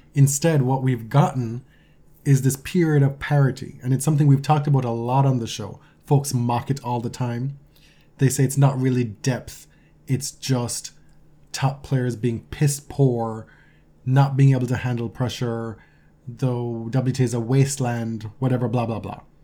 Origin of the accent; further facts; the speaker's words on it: Jamaica; now in Canada; my deeply ingrained, uh, patriotic instincts are still Jamaican, right? I, I'm a Canadian citizen